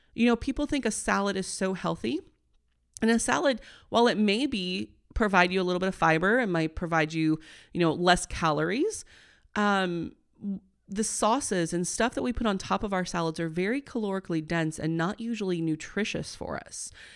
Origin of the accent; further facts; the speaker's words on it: Midwest, United States; I'm a corn girl, I'm from the Midwest.